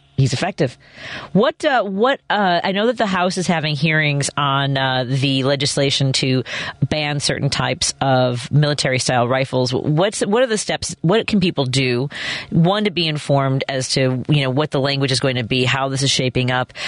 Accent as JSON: {"language": "English", "town": "Chicago", "region": "Illinois", "country": "United States", "tie": "born or raised there", "said": "I live in Jefferson Park. I live, I grew up in Norwood"}